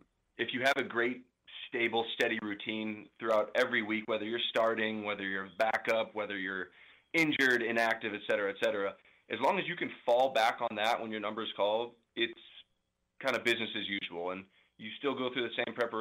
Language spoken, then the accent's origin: English; St. Louis, Missouri, United States; now in Kansas City, United States; I'm from St. Louis